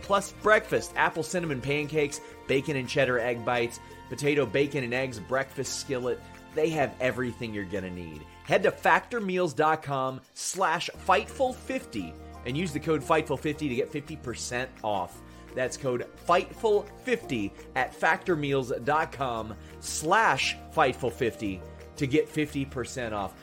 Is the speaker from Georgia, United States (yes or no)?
no; Lexington, Kentucky, United States; I said Lexington, Kentucky.